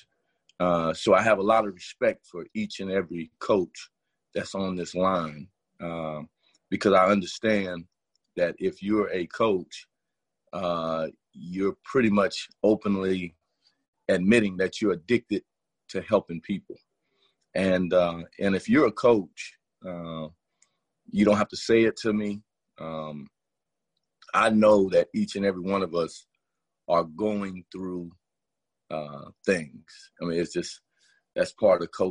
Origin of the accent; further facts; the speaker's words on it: Miami, Florida, United States; I'm born and raised in Miami, Florida, Carroll City, Opa-locka, Liberty City